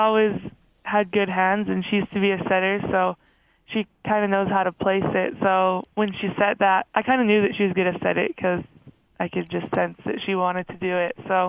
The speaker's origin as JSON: {"language": "English", "town": "Calgary", "region": "Alberta", "country": "Canada", "tie": "born or raised there", "also_born_or_lived": "Lethbridge, Alberta", "moved": "as an adult", "lives_now": "Provo, United States", "said": "I'm from Calgary, Alberta. I was born in Lethbridge, which is just south of Calgary. Went to high school in Calgary and got recruited to BYU, so here I am."}